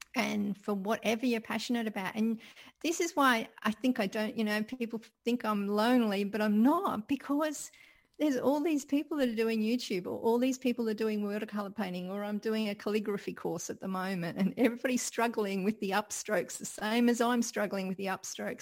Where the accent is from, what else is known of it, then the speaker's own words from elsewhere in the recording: Sydney, New South Wales, Australia; growing up in Sydney